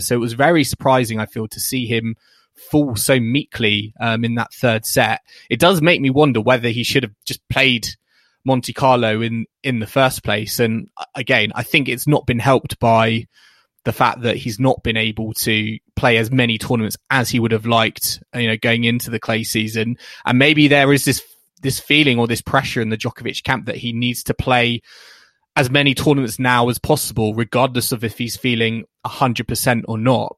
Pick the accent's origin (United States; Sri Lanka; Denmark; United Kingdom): United Kingdom; as a British tennis fan